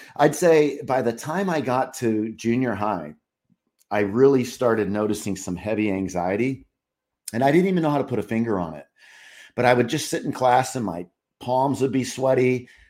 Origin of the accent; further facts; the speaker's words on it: California, United States; now in Charlotte, United States; I grew up in California